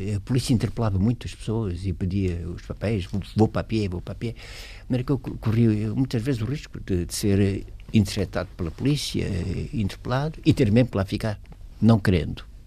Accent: Portugal; moved away as an adult; also born or lived in Sweden; na minha terra

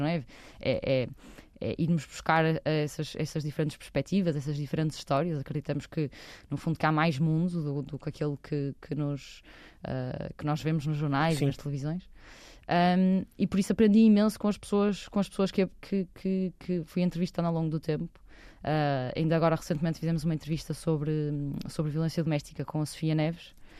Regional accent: Porto, Norte, Portugal; nasci no Porto, uma família de classe alta, sempre estudei em boas escolas

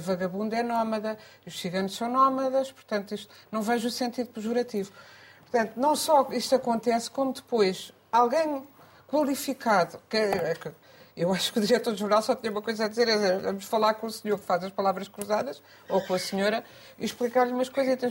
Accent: Coimbra, Centro, Portugal; um jornal da minha terra, o Diário de Coimbra

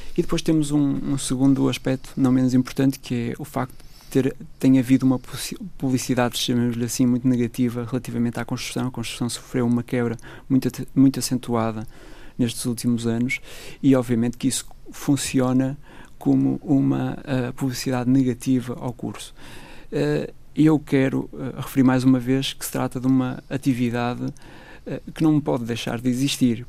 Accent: Braga, Norte, Portugal; moved away as an adult; now in Madeira, Portugal; sou natural de Braga

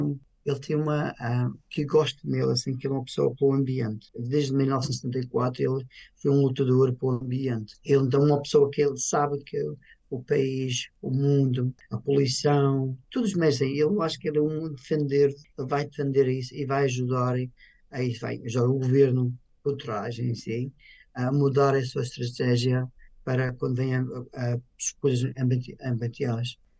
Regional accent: Portugal; moved away as an adult; now in United Kingdom; tenho a honra de nascer em Portugal

